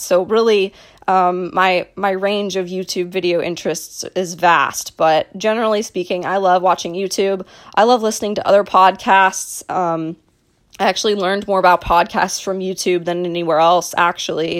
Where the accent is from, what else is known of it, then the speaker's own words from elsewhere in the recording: Dallas, Texas, United States; I was born and raised in Dallas, Texas